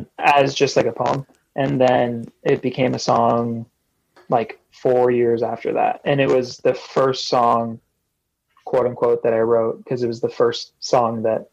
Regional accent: California, United States; I played the Constellation Room in Orange County, my hometown

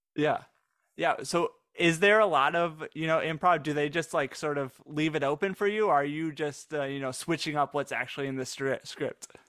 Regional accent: Michigan, United States; now in Dallas, United States; I was from Michigan

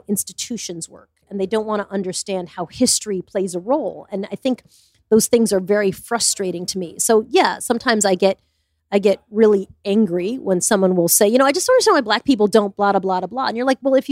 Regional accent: Smithtown, New York, United States; I grew up in Smithtown

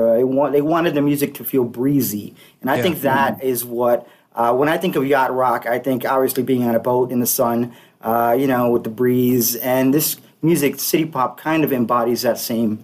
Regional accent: Miami, Florida, United States; moved away as an adult; now in Chicago, United States; I'm from Miami originally

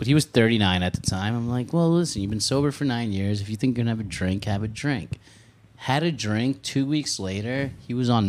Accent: Long Island, New York, United States; I grew up in Long Island, so it's all Italians.

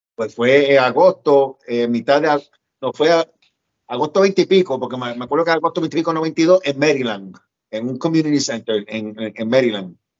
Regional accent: Puerto Rico; moved away as an adult; also born or lived in New York City, United States; yo me crié en Puerto Rico, pero viví con mi mamá cuatro años en Nueva York, después me fui a Puerto Rico con mis abuelos otra vez

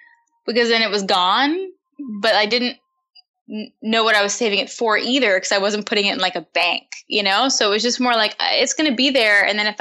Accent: New York City, New York, United States; Upper West Side of Manhattan.

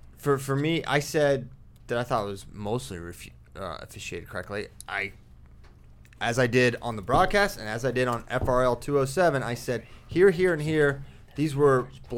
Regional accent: Churchville, Virginia, United States; also born or lived in Buffalo Gap, Virginia / Staunton, Virginia / Swoope, Virginia; I'm from Churchville.

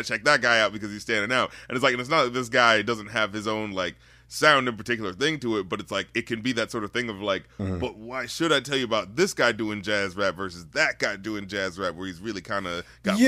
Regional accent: North Carolina, United States; You know, I'm from North Carolina too.

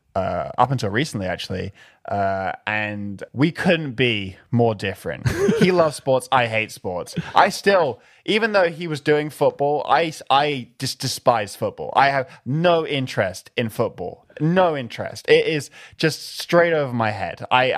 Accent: London, United Kingdom; Growing up in London was your typical British schoolboy lifestyle.

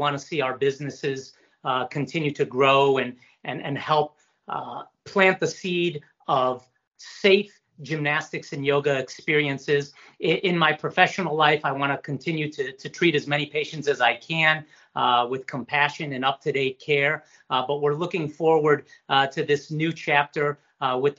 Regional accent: Northeast Ohio, United States; we're from Northeast Ohio

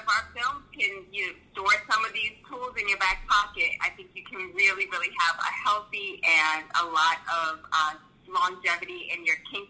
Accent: New York City, New York, United States; now in Florida, United States; Originally from New York, Queens, New York.

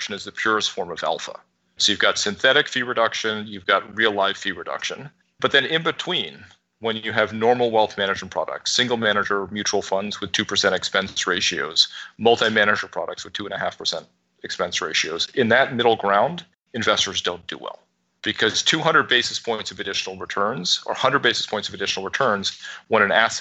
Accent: New York, United States; because I'm a New Yorker and I've lived through 9/11.

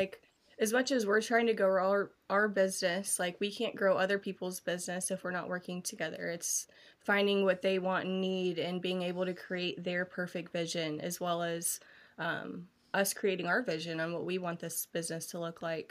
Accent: United States; moved away; also born or lived in Columbus, Ohio; I grew up in Taze Valley

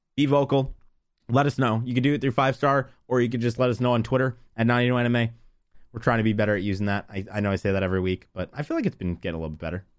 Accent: United States; I'm an American

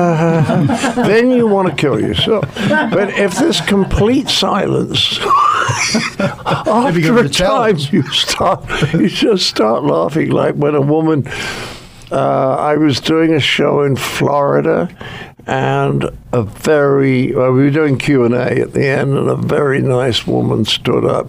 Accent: United Kingdom; I'm British

